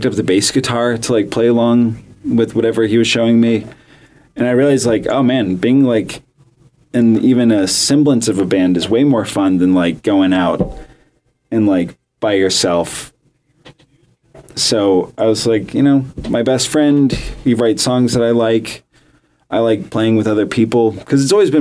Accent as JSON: {"language": "English", "region": "Florida", "country": "United States", "said": "I'm from Florida."}